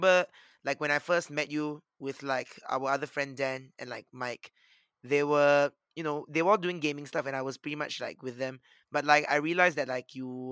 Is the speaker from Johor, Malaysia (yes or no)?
yes; Muar, Johor, Malaysia; I'm from Muar Johor